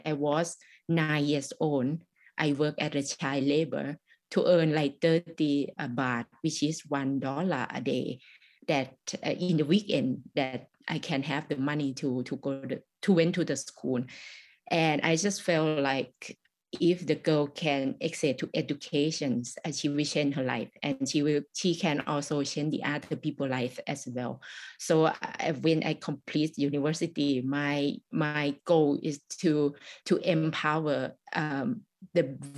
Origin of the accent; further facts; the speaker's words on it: Thai-Lao border, Isan, Thailand; English is a second language; I was born in the Thai-Lao border. And I faced the same thing that when I went to the school, the teacher not allow me to speak Lao.